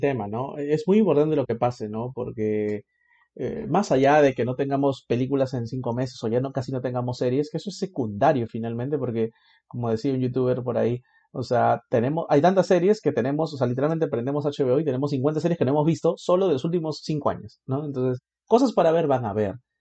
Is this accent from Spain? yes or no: no; Peru